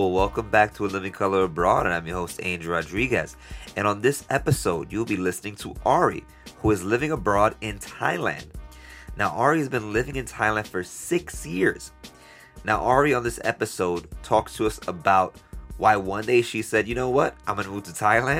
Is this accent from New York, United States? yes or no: yes; New York, United States; I'm from New York.